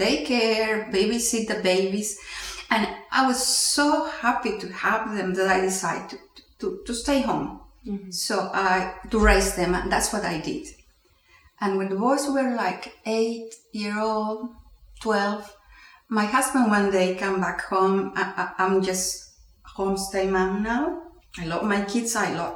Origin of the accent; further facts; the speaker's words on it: Peru; first language Spanish; English is a second language; moved away as an adult; now in Houston, United States; I'm Peruvian, I was born in Peru, working in Peru at that time.